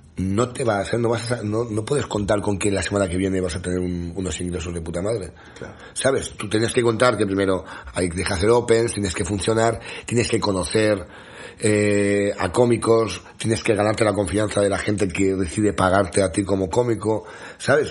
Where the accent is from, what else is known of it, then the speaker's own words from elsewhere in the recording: a small village in the Sierra de Madrid, Community of Madrid, Spain; yo en mi pueblo, yo soy un pueblo muy pequeñito de la Sierra de Madrid